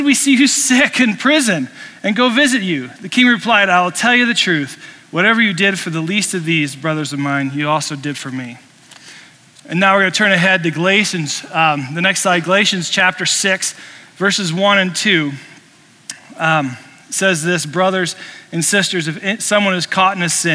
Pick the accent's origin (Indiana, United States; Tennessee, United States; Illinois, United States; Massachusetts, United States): Indiana, United States; now in Colorado, United States; I grew up in Indiana